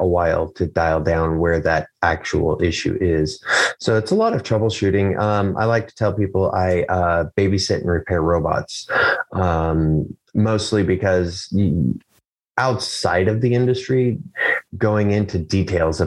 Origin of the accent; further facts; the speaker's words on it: Chehalis, Washington, United States; also born or lived in Morton, Washington; now in St. Helens, United States; I grew up in Lewis County, Washington.